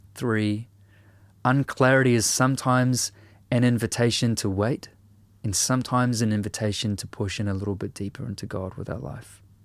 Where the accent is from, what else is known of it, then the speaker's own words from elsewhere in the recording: New Zealand; a writer and a musician from Aotearoa, New Zealand